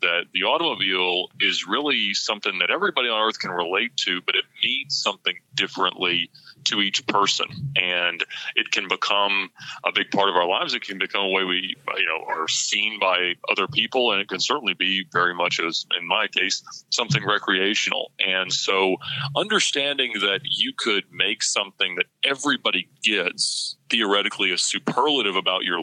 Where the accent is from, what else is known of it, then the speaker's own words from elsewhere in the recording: Buford, Georgia, United States; also born or lived in Alpharetta, Georgia / Johns Creek, Georgia; I grew up in Buford, Georgia, about 45 minutes northeast of Atlanta